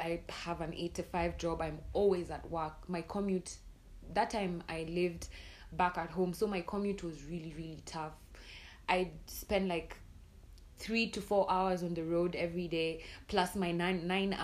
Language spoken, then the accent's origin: English; Nairobi, Kenya; mi ni mdemo wa Islando, manze nime grow up Islando